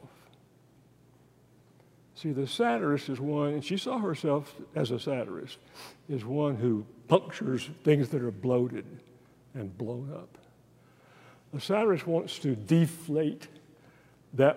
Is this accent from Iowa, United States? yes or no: no; East Texas, United States; I'm a redneck from East Texas